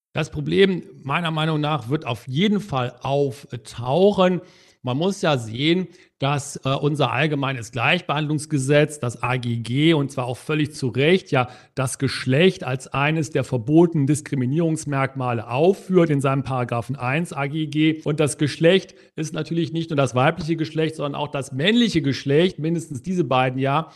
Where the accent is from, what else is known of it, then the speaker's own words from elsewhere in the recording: Germany; als Deutsche